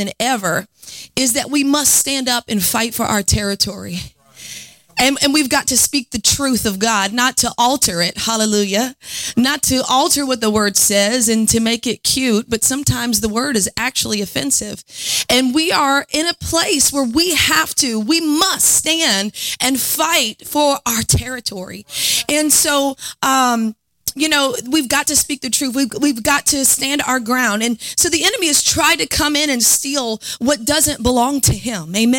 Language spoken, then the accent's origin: English; New Orleans, Louisiana, United States; accent: New Orleans; You know, I'm from New Orleans, and I have worked hard to try to lose my accent, but when I get upset, it comes out. Sometimes when I preach, it comes out.